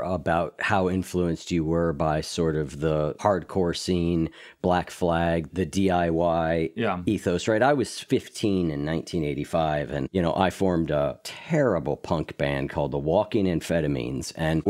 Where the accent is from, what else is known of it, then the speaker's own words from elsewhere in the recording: Midwest, United States; being a Midwesterner in America